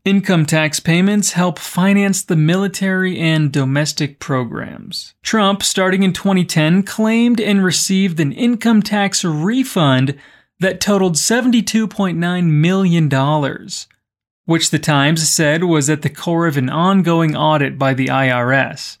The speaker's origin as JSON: {"language": "English", "country": "United States", "said": "my home country, the US"}